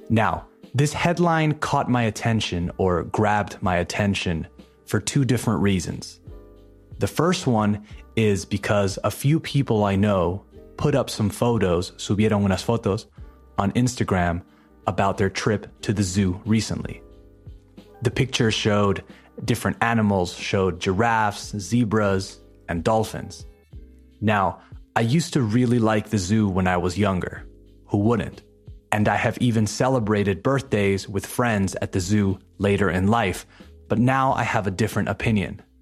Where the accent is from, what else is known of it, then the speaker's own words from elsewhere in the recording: Madrid, Community of Madrid, Spain; it happened here in my hometown of Madrid, Spain